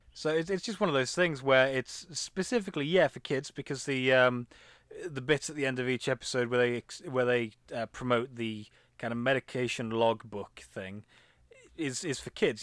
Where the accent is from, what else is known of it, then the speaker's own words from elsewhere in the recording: England, United Kingdom; I'm I'm English